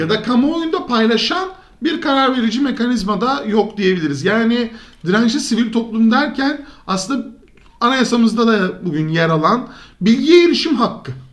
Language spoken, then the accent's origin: Turkish; İzmir, Turkey; Biz İzmirli olarak, İzmir kentinde yaşayan bireyler olarak